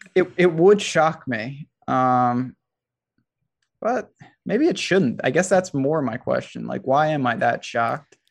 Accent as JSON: {"language": "English", "region": "New York", "country": "United States", "said": "as a New Yorker"}